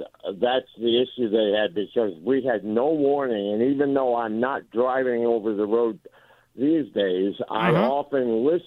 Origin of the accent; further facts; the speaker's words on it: Connecticut, United States; moved away as an adult; now in Malden, United States; I'm originally from Connecticut. I've been here since 2010.